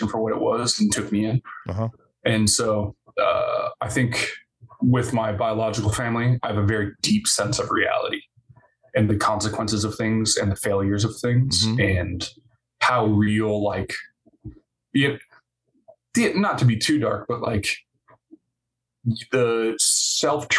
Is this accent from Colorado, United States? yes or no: no; Rogue River, Oregon, United States; now in Portland, United States; I grew up in Rogue River, Oregon